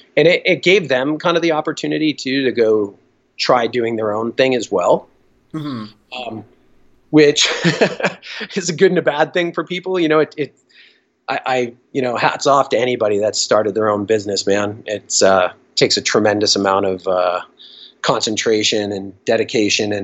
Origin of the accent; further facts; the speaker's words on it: Boston, Massachusetts, United States; I grew up in Boston and I was definitely like a little skate punk